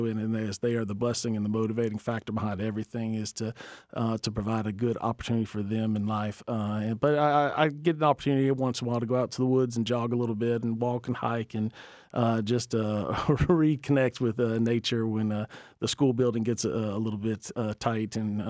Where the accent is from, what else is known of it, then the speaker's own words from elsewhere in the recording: Georgia, United States; I grew up in Middle Georgia had just different aspirations for what I wanted